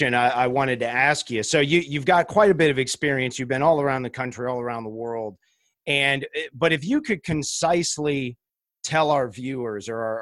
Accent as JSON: {"language": "English", "region": "Southeast", "country": "United States", "said": "I'm from the Southeast as well"}